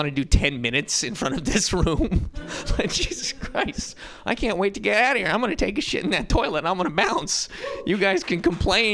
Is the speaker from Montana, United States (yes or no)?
yes; Montana, United States; now in San Francisco, United States; I'm from Montana